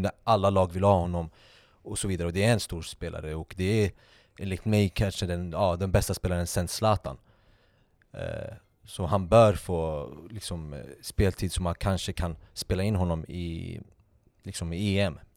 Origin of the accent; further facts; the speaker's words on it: Sweden; vi som svenskar